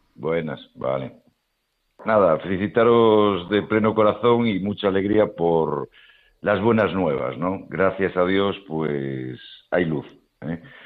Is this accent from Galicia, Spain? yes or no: yes; A Coruña, Galicia, Spain; como buen coruñés estamos enamorados de la belleza de nuestra ciudad.